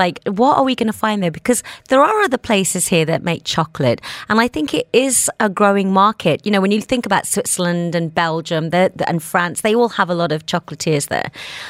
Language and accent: English; Birmingham, West Midlands, United Kingdom; now in Dubai, United Arab Emirates; that is from my hometown, Birmingham